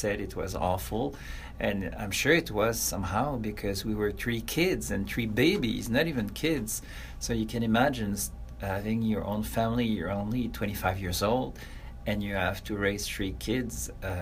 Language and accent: English; south shore of Montreal, Quebec, Canada; I was born in Montreal, but I was raised on the south shore of Montreal, which is very close to the city